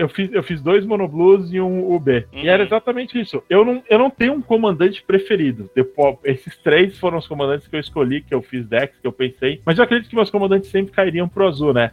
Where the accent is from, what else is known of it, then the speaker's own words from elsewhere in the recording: São Paulo, Brazil; also born or lived in Rio de Janeiro; Eu nasci no Rio de Janeiro, mas fui criado em São Paulo. É, vim com dois anos para cá, para São Paulo.